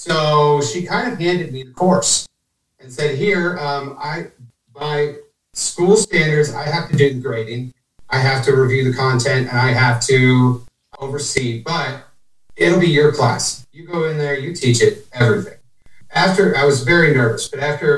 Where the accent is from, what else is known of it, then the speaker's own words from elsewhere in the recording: Ohio, United States; now in Indiana, United States; I'm from Ohio